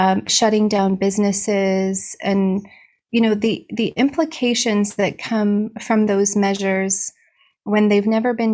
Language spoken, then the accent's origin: English; Barrie, Ontario, Canada; I practice out of Barrie, Ontario, which is my hometown